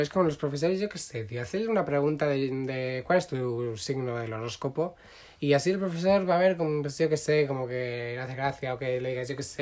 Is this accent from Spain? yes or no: yes; Catalonia, Spain; yo también soy catalán